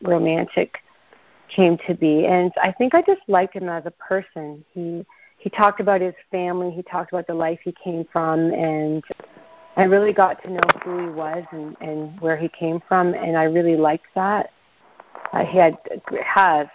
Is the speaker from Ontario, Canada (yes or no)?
yes; Toronto area, north of Toronto, Ontario, Canada; also born or lived in Ottawa, Canada; I was from the Toronto area, north of Toronto